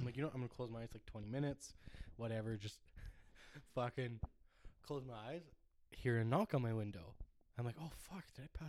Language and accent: English; Ireland; I'm Irish, okay, that is tea.